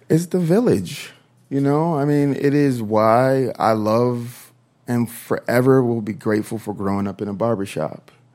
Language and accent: English; Minnesota, United States; I am from Minnesota, I am from the South